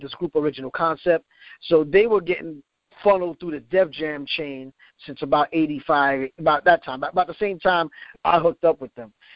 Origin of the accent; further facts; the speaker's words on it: New York City, New York, United States; I'm from the Bronx originally, um, and I grew up uh, in uh, the Mott Haven section of the Bronx